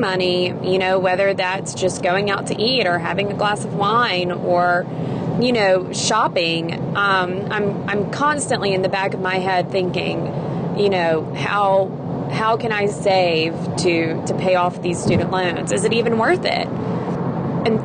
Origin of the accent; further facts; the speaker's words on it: Mississippi, United States; I am from Mississippi. When I was in high school, I had dreams of going off somewhere out of state and doing something different from my little high school in small town Mississippi